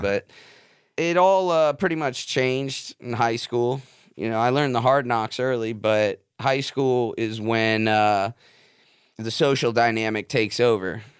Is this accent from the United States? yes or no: yes; Davie, Florida, United States; also born or lived in North Miami, Florida; I grew up out in West Davie off Shotgun Road